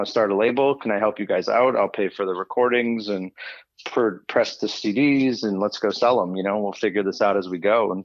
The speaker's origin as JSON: {"language": "English", "town": "Des Plaines", "region": "Illinois", "country": "United States", "tie": "born or raised there", "said": "grew up in Des Plaines."}